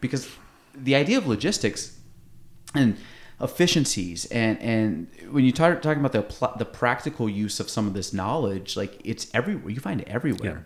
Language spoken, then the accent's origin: English; North Country, New York, United States; I grew up in the North Country